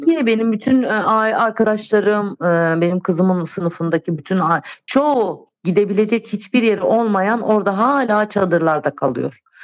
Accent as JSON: {"language": "Turkish", "town": "Antakya", "region": "Hatay", "country": "Turkey", "tie": "born or raised there", "moved": "as an adult", "said": "Orası benim memleketim"}